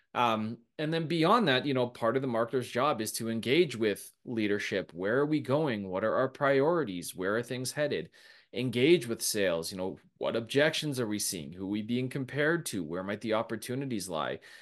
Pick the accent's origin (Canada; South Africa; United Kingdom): Canada; we're Canadian